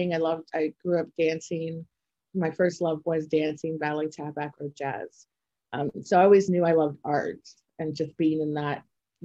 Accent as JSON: {"language": "English", "town": "Toronto", "region": "Ontario", "country": "Canada", "said": "I'm from Toronto, Canada"}